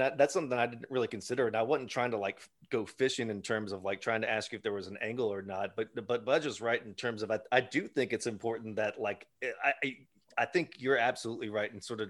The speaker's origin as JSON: {"language": "English", "region": "Alabama", "country": "United States", "tie": "born or raised there", "said": "we grew up in Alabama."}